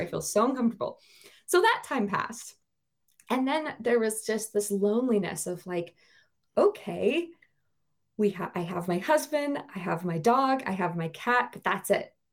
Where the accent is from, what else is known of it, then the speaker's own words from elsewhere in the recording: Bozeman, Montana, United States; moved away as an adult; now in Norway; I grew up in Bozeman, Montana, and I lived there for twenty-nine and a half years.